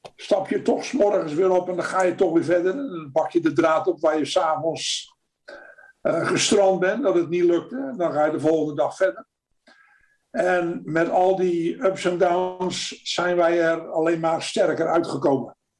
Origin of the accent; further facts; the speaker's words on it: Netherlands; first language Dutch; moved away as an adult; now in United States; En je doet als Nederlander eh, in het Nederlands